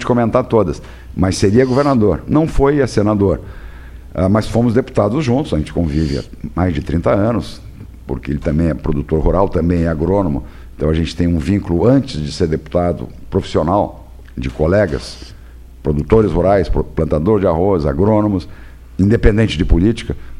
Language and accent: Portuguese; Pelotas, Rio Grande do Sul, Brazil; E como era minha terra e eu sou produtor de arroz também